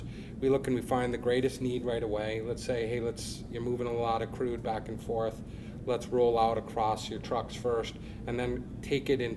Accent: Hillsboro, North Dakota, United States; I am from just outside of Hillsborough, North Dakota

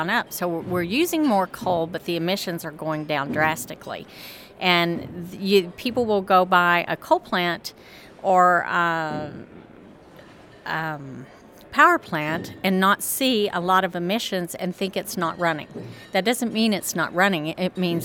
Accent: Amarillo, Texas, United States; moved away as an adult; now in Denver, United States; I'm from Amarillo, Texas originally, spent all my life there and moved to Denver 13 years ago

